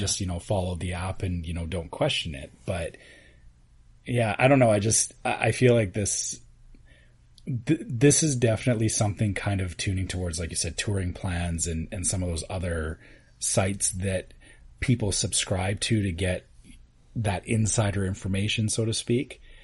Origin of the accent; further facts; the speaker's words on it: Canada; as a Canadian